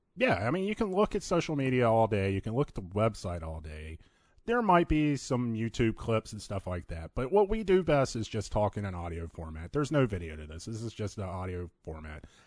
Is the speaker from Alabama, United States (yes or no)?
no; Virginia, United States; moved away as an adult; now in Phoenix, United States; I'm originally from Virginia, been here for about two and a half years now.